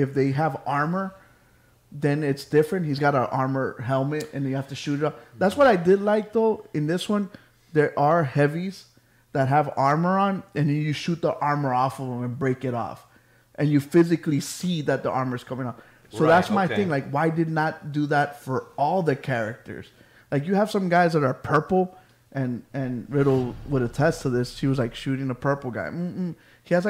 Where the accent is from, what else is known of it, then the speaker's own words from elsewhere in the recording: Miami Gardens, Florida, United States; I grew up in Carroll City